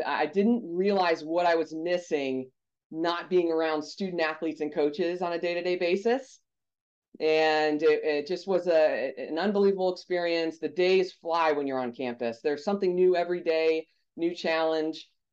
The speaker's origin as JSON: {"language": "English", "town": "Pompano Beach", "region": "Florida", "country": "United States", "tie": "born or raised there", "said": "I was born and raised in South Florida in Pompano Beach, Fort Lauderdale area"}